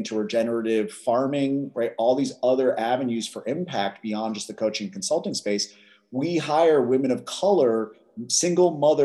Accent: Philadelphia, Pennsylvania, United States; I grew up in West Philadelphia

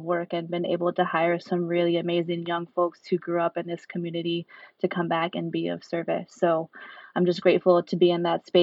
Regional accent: Sacramento, California, United States; moved away as an adult; also born or lived in Bay Area; now in Salinas, United States; born and raised in Sacramento

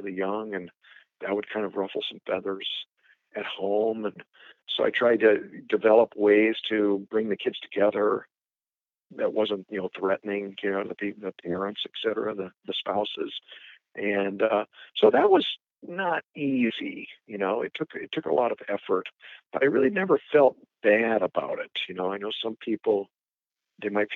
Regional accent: Omaha, Nebraska, United States; also born or lived in Chicago, Illinois; I'm from Nebraska, Omaha, Nebraska

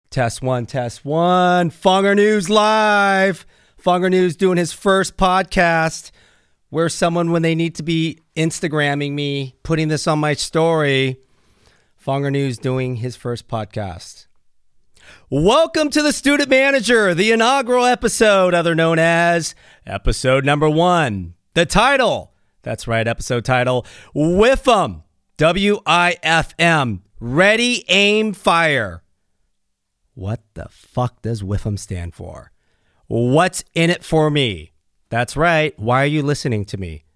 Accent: Pleasanton, California, United States; now in Newport Beach, United States; I grew up in Pleasanton, California. That's in Northern California

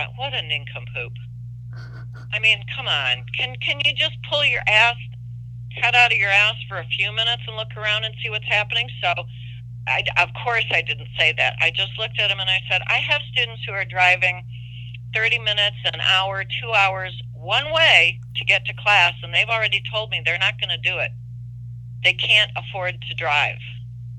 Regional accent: Detroit, Michigan, United States; I come from Detroit

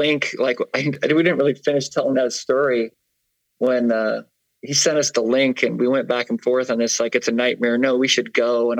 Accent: Michigan, United States; also born or lived in South Carolina / Florida / Massachusetts / Vermont; now in Salt Lake City, United States; No, I'm from Michigan.

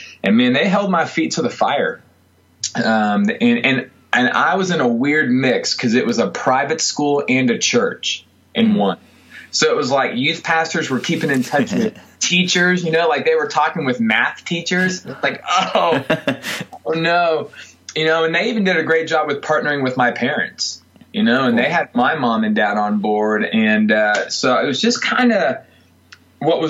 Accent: Greenville, South Carolina, United States; also born or lived in Miami, Florida / Simpsonville, South Carolina; Greenville's home for me, so it's been awesome to not only do ministry in the town that I grew up

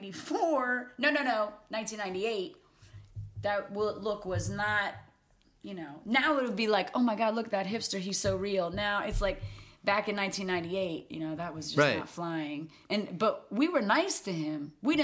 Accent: Riverton, New Jersey, United States; now in Collingswood, United States; But I grew up in Riverton, so I'm kind of in a golden row of diners.

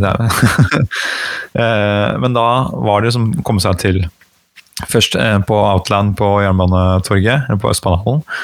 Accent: Gran, Innlandet, Norway; accent: Hadeland dialect; also born or lived in Gjøvik; jeg er født, født på Gjøvik og vokste opp på Hadeland

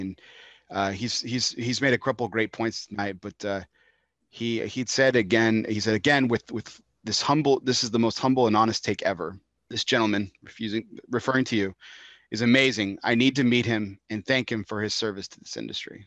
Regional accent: El Paso, Texas, United States; my hometown of El Paso, Texas

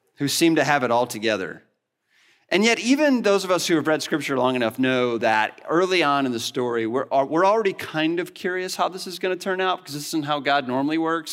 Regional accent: Northwest Illinois, United States; moved away; I grew up in the Midwest, in Northwest Illinois

